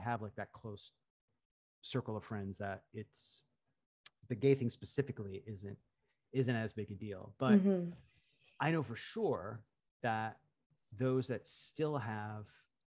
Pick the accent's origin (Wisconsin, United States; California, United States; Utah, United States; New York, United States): New York, United States; Lake George; now in New York City, United States; Yeah, I'm from Lake George.